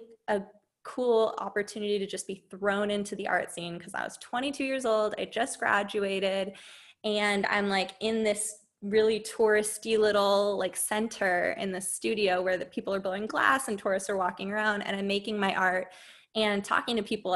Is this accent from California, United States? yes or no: yes; San Diego, California, United States; also born or lived in Boston; I'm from San Diego